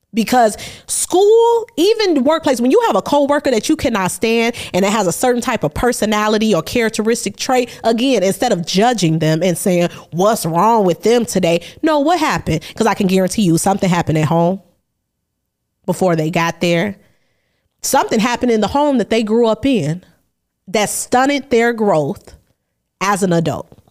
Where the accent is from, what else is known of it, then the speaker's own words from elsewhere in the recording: Chicago, Illinois, United States; I'm from Chicago.